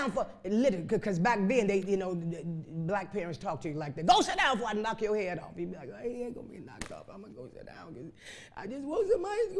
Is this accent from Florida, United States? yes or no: no; Chicago, Illinois, United States; I was raised up in Chicago on the west side.